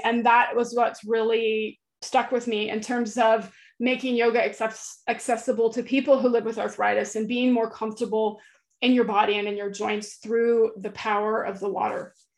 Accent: central California, United States; moved away as an adult; now in Florida, United States; I grew up in California um, oh. in a beach town in central California

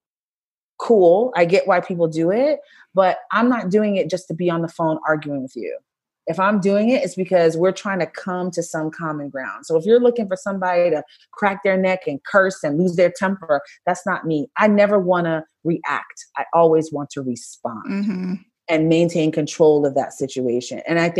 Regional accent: Brooklyn, New York, United States; I'm from Brooklyn

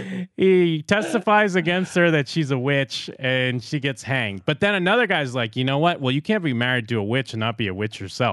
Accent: Massachusetts, United States; I grew up in South Shore, Massachusetts. Salem is North Shore. We don't like North Shore.

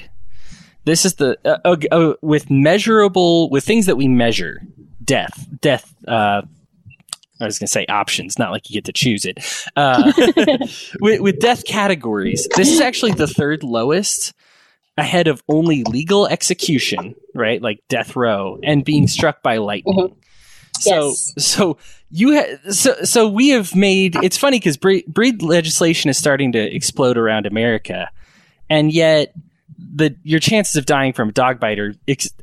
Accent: Aurora, Colorado, United States; what I consider my hometown of Aurora, Colorado

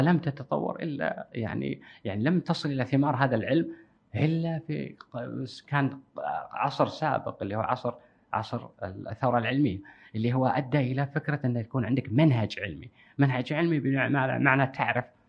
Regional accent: Kuwait; عندنا بالكويت

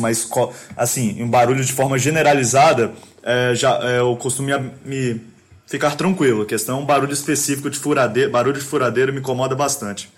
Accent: Serra, Espírito Santo, Brazil; also born or lived in Vitória; eu moro em Vitória atualmente aqui no Espírito Santo ainda, nasci na Serra, também no Espírito Santo

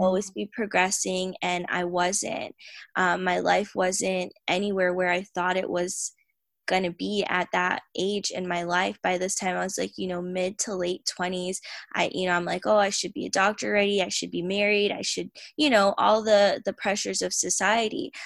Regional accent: Tampa, Florida, United States; I am from Tampa, Florida

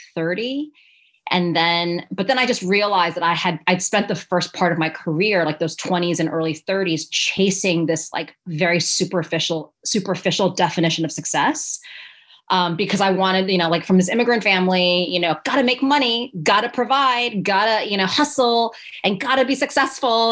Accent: New York City, New York, United States; I went to an all girls high school in New York City

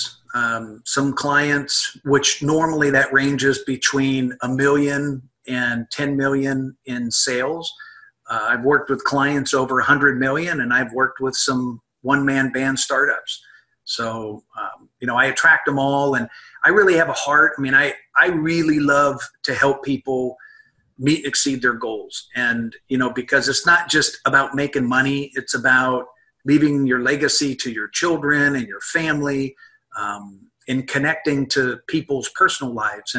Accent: Midwest, United States; moved away; also born or lived in California; I'm from the Midwest originally

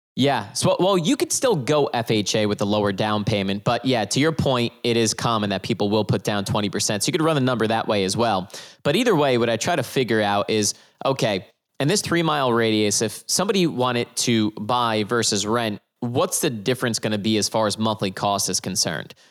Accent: New Jersey, United States; I'm from New Jersey

